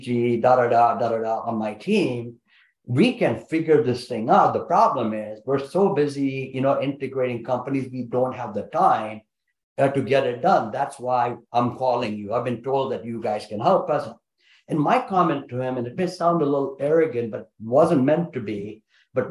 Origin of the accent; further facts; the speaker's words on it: India; I'm Indian, man. We got big families